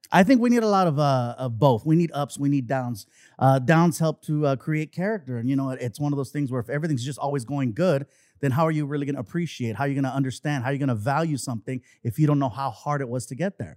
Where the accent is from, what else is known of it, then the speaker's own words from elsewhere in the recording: Long Beach, California, United States; also born or lived in San Diego; grew up in Long Beach, and I've been there ever since